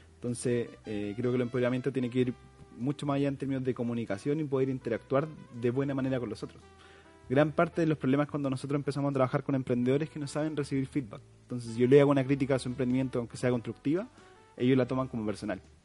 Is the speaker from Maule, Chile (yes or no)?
no; San Rosendo, Biobío, Chile; moved away as an adult; now in Concepción, Chile; soy oriundo de San Rosendo